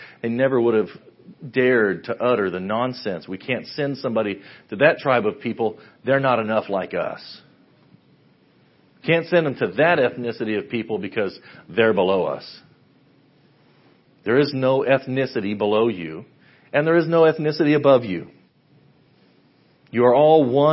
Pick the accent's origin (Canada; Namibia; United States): United States; Western Kansas; now in Ada, United States; I grew up in Western Kansas